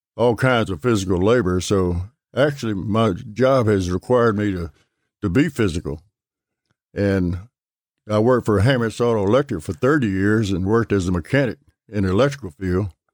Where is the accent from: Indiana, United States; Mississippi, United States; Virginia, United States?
Mississippi, United States; Gulfport; I'm right here in Gulfport, over uh, by Milner Stadium.